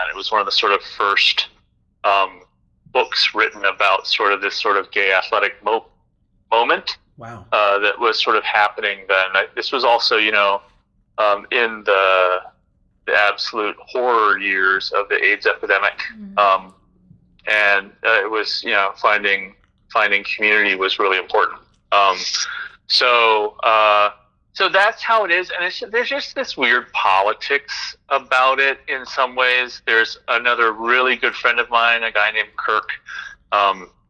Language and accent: English; Indonesia; also born or lived in Philippines / Singapore; I grew up in Southeast Asia, Indonesia, the Philippines, Singapore, among other places.